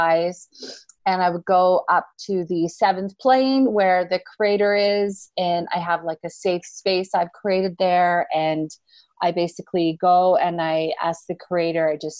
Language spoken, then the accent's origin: English; Canada; Canadians, we say awesome because lots of things are awesome.